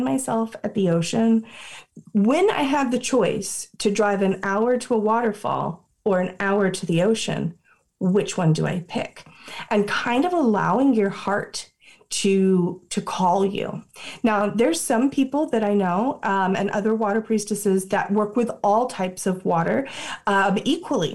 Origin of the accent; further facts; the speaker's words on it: Florida, United States; I grew up in Florida, so I had access to both the beach and the sacred springs